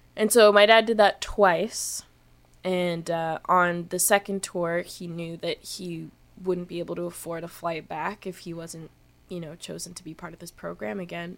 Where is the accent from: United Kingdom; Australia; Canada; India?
Canada; feeling like so Canadian